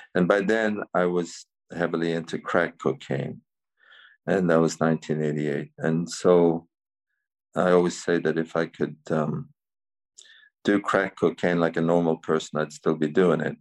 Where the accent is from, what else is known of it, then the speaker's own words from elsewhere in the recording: Cavan, County Cavan, Ireland; also born or lived in San Francisco; I was born in Cavan uh, here in Ireland, County Cavan. I grew up there.